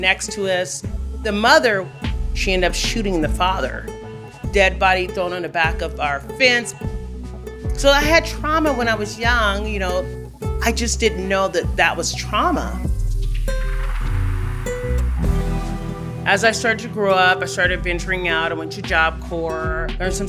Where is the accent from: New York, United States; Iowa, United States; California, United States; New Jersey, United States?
California, United States; Los Angeles; I was born and raised in Los Angeles, California